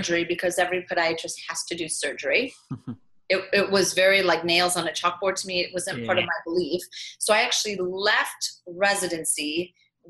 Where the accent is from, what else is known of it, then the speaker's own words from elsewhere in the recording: Midwest, United States; moved away as an adult; also born or lived in Manhattan, New York; now in New York City, United States; I'm from the Midwest